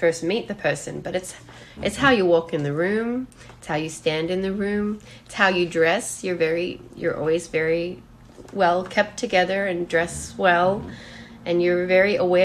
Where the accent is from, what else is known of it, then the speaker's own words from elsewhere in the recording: Australia; I'm Australian